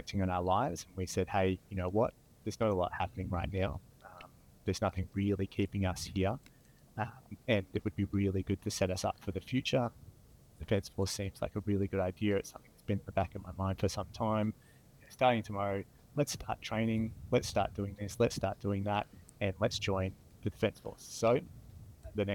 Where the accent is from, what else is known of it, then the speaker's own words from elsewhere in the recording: Hobart, Tasmania, Australia; So I grew up in Tasmania, Hobart. I grew up on the Eastern Shore, Rosny Park.